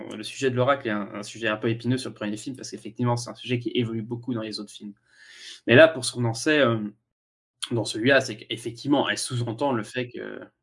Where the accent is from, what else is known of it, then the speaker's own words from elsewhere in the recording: France; je suis français